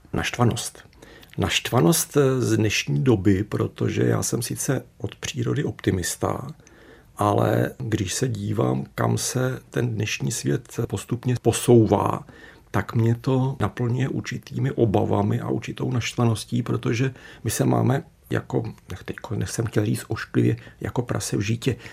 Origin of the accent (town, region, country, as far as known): Czechia